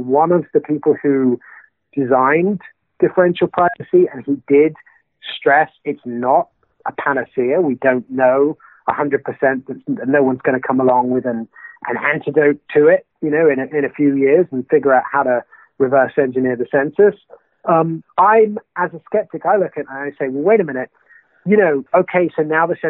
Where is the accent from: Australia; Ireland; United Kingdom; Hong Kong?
United Kingdom; being a Brit